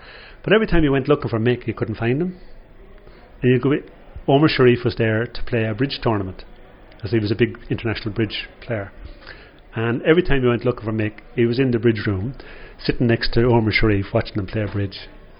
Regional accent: Dublin, Leinster, Ireland; accent: Dublin; forgive my Dublin accent here

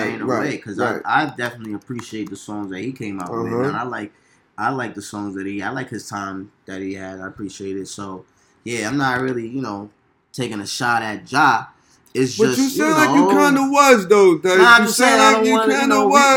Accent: New York City, New York, United States; I'm from Queens

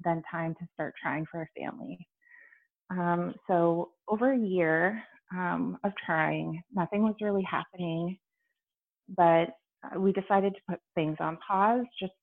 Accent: Canada; I'm Canadian

